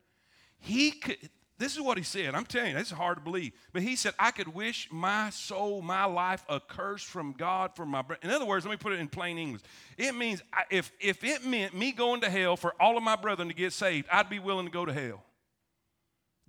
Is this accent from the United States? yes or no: yes; South Florida, United States; now in Alabama, United States; I grew up in South Florida